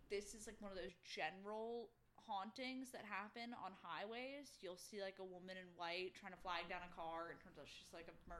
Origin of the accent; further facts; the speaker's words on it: Bermuda; So the home I grew up in Bermuda, we were in a neighborhood